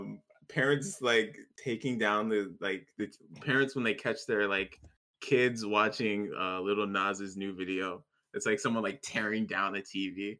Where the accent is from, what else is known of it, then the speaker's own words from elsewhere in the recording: Tennessee, United States; I'm Tennessee. I'm a Tennessee